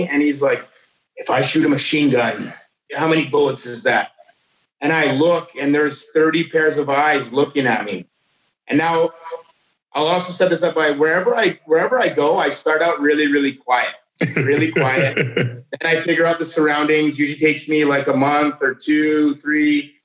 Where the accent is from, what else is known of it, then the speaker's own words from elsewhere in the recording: Canada; I'm from Canada